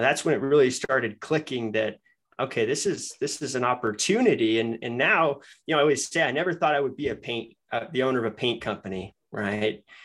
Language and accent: English; Denver, Colorado, United States; moved away as an adult; also born or lived in Michigan; I'm from Denver